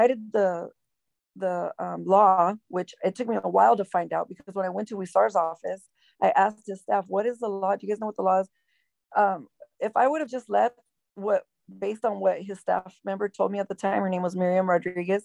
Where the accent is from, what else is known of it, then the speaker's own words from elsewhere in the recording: Los Angeles, California, United States; also born or lived in Downey, California / Bell Gardens, California / La Habra, California / Brea, California; I grew up in Southeast Los Angeles.